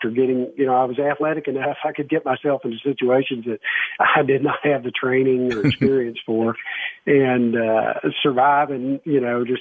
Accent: Arkansas, United States; I grew up in Arkansas in the Boy Scouts

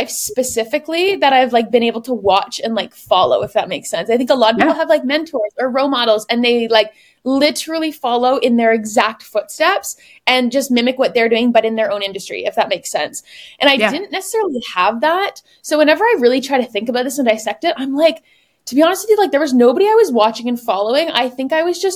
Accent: Woodstock, Ontario, Canada; now in Paris, France; I grew up in Woodstock, Ontario, which is 2 hours from Toronto

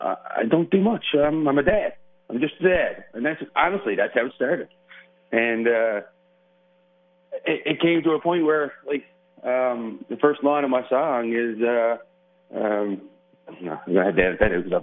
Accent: Burin Peninsula, Newfoundland and Labrador, Canada; I'm originally from the Burin Peninsula, which is the south coast of Newfoundland, at a place called John de Bay, which is a little town.

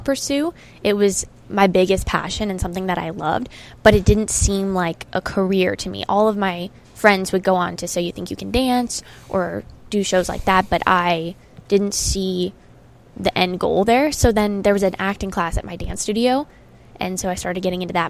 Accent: Arizona, United States; I grew up in Arizona

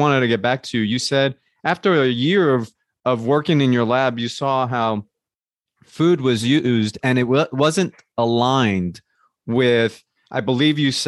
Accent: New Jersey, United States; I grew up in New Jersey in a Colombian household

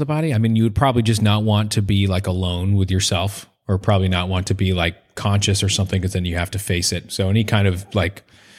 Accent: Northeast, United States; I'm Irish from the Northeast.

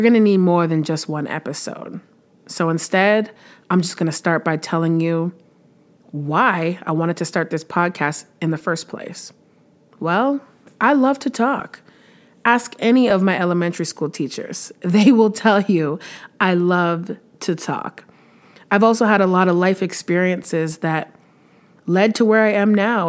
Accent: Windsor, Ontario, Canada; moved away as an adult; now in Stittsville, Canada; I was born in Windsor, Ontario, lived there for most of my life uh, until about a year and a half ago when I moved to Stittsville, Ontario, which is a little suburb of Ottawa

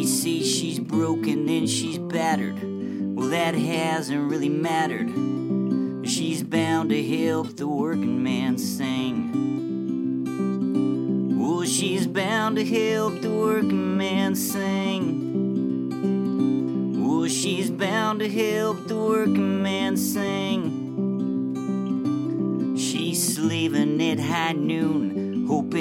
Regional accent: Utah, United States; also born or lived in Montana / Brazil; I was born in Montana, but my whole family is from Utah, so we moved back to Utah. Mormon heritage all the way back to Joseph Smith times. You know, I come from that stock. So, but great place to grow up. Grew up in the mountains on a farm

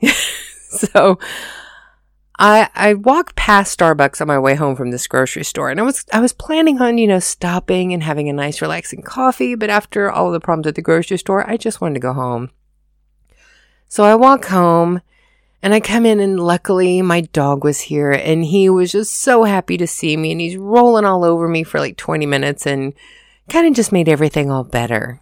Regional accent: United States; moved away as an adult; now in Germany; being an American living in Germany

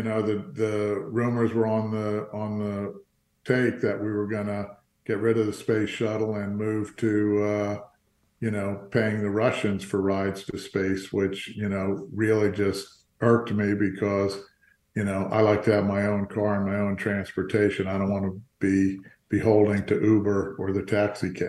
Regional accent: Fort Lauderdale, Florida, United States; also born or lived in New Jersey / New York; I was born in New Jersey, but my mom and dad moved down to Florida when I was 2 years old. So I got to grow up in Fort Lauderdale.

